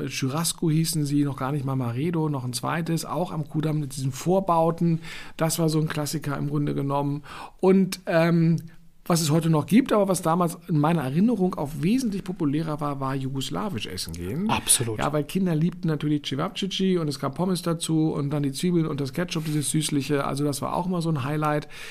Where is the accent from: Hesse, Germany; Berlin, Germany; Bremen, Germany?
Berlin, Germany; Reichsstraße in Westend, Charlottenburg, ähm, wo ich als Kind aufgewachsen bin